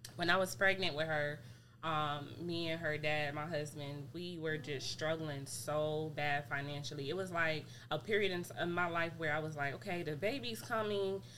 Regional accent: New York City, New York, United States; moved away as an adult; now in Georgia, United States; I'm from New York City, born and raised.

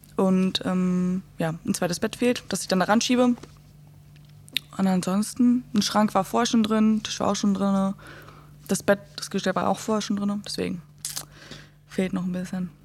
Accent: Gifhorn, Lower Saxony, Germany; moved away; ich war ähm, aus Gifhorn die Einzige, die da war

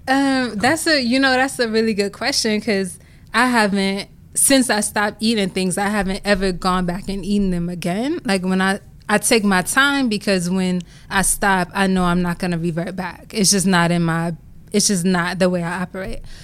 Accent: Compton, California, United States; I grew up in Compton, California, single mom

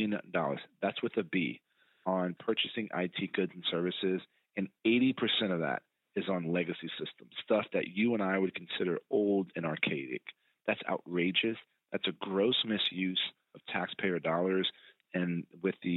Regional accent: San Antonio, Texas, United States; I was born and raised in San Antonio and went to Texas A&M

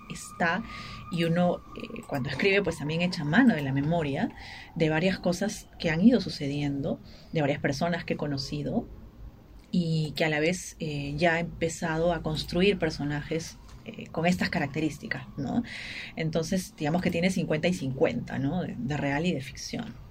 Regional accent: Ica, Peru; vengo de Ica, que es la tierra de Valdelomar, que es nuestro principal poeta

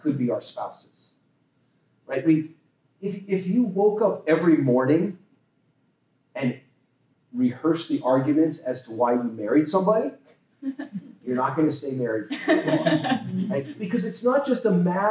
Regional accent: Las Vegas, Nevada, United States; I grew up in Nevada, Las Vegas

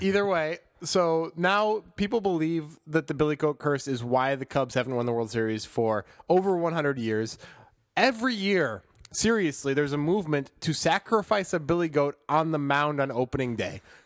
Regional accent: Chicago, Illinois, United States; I'm from Chicago

